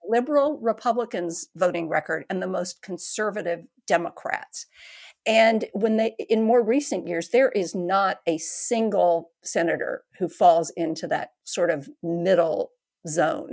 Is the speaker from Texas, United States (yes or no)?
yes; Texas, United States; moved away; I'm a Texan